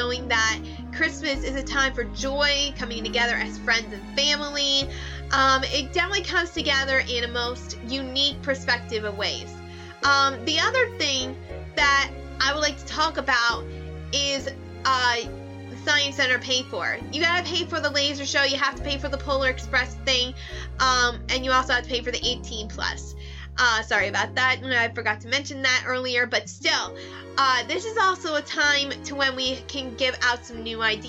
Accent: McKeesport, Pennsylvania, United States; also born or lived in Elizabeth, Pennsylvania; I moved from Elizabeth to McKeesport when I started 8th grade

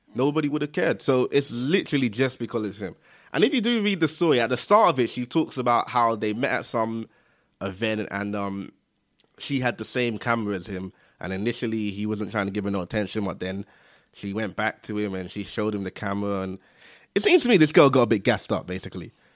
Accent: London, United Kingdom; I'm from East London

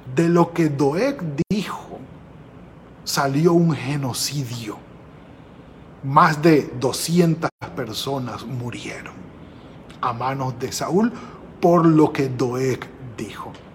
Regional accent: Venezuela; moved away; en el pueblo donde nacimos, allí en Venezuela

